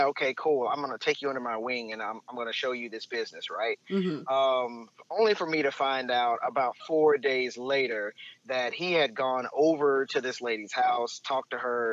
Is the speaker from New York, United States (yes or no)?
no; Plano, Texas, United States; accent: country; I'm from here, actually. I'm a Plano baby, as people call it